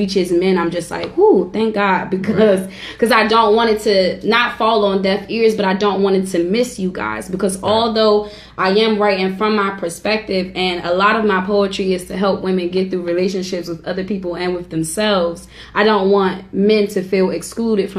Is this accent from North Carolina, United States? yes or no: no; Washington, District of Columbia, United States; I'm from Northeast DC, and I'm just a regular small town girl